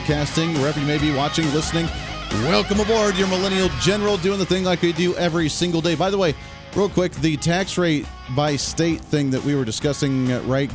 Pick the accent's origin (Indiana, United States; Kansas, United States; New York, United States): Kansas, United States; My home state of Kansas